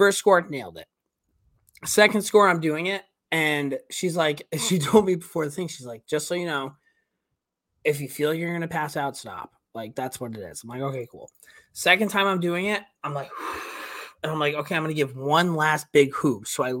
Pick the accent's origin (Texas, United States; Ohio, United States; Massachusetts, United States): Massachusetts, United States; Charlestown; I'm from Charlestown, Mass, dude. Yeah, from Southie.